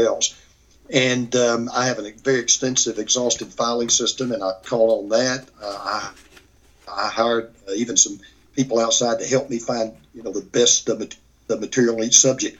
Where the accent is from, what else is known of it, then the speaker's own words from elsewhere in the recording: Gainesville, Georgia, United States; I'm about 30 miles from where I actually was literally born. Mm-hmm. And grew up, a little town called Gainesville, Georgia, which is about 50 miles northeast of Atlanta.